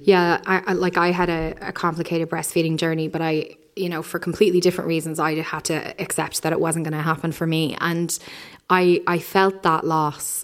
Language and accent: English; Ireland; as Irish people